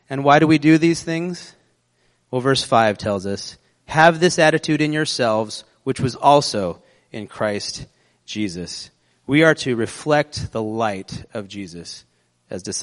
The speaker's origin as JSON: {"language": "English", "country": "United States", "said": "We're American."}